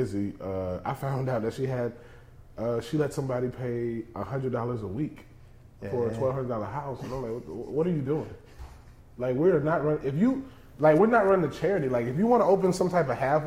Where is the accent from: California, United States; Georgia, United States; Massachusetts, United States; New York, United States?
Georgia, United States; moved away; also born or lived in Los Angeles / Texas; I grew up in the South, man. We're from the same place. You know, I was raised in Georgia.